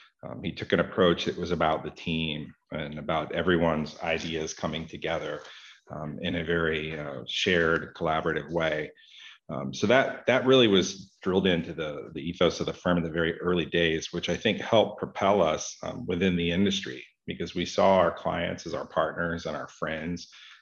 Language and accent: English; Florida, United States; I grew up here in Florida, in the southeastern part of the United States